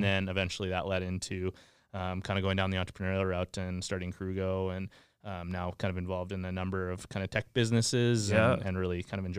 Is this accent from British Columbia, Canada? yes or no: no; Moose Jaw, Saskatchewan, Canada; Yeah, so I'm from Saskatchewan. I grew up in Moose Jaw.